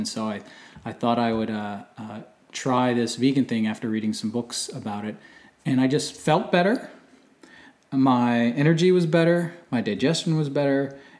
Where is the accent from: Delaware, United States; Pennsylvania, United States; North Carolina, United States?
Delaware, United States; born or raised there